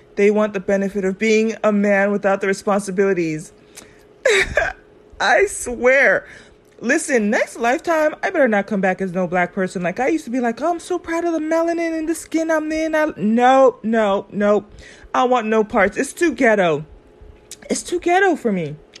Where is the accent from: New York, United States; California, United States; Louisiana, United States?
California, United States; I grew up in California